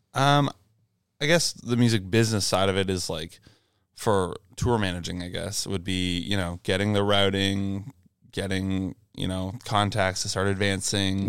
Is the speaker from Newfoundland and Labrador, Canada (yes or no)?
no; Brockville, Ontario, Canada; I grew up in Brockville, Ontario, which is in between Kingston and Ottawa pretty much